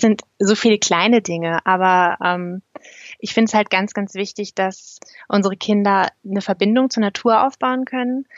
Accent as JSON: {"language": "German", "area": "East Frisia", "region": "Lower Saxony", "country": "Germany", "also_born_or_lived": "Berlin", "moved": "as an adult", "lives_now": "Canton of Zurich, Switzerland", "said": "ursprünglich kommen mein Mann und ich aus Ostfriesland"}